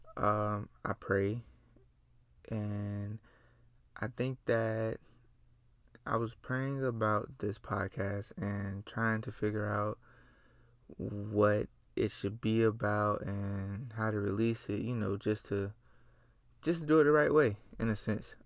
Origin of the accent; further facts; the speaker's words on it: Gainesville, Florida, United States; I come from Gainesville, Florida. three five two, stand up. That's my home city, and I'm proud of it